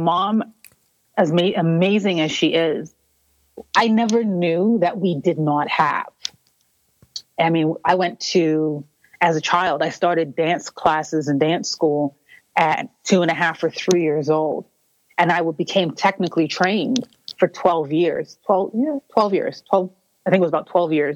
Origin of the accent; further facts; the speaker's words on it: Toronto, Ontario, Canada; I was born and raised in Toronto, Ontario, for those who don't know, in Canada